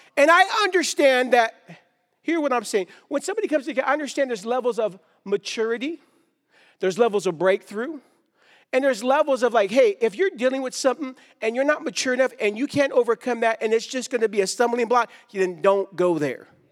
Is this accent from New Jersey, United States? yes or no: no; Stockton, California, United States; I grew up in Stockton, California.